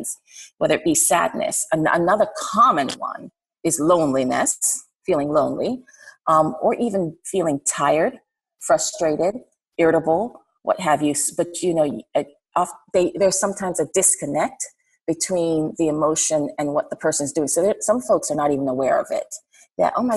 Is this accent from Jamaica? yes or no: yes; Jamaica; now in Atlanta, United States; So I'm from Jamaica